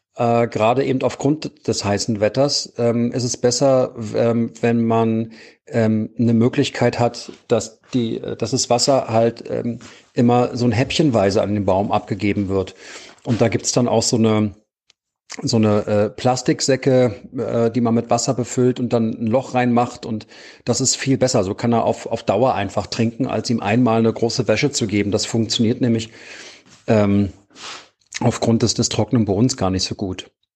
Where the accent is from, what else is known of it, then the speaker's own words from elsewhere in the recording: Berlin, Germany; ich bin aus Berlin und wohne hier am Bundesplatz